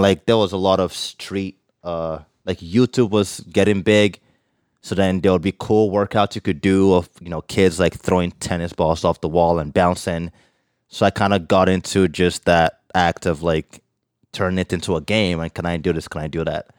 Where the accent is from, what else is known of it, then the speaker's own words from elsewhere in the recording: Nigeria; now in Canada; growing up in Nigeria